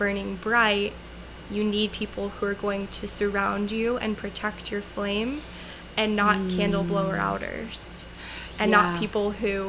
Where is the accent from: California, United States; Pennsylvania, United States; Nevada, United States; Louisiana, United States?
Louisiana, United States; Yes, I'm from Louisiana.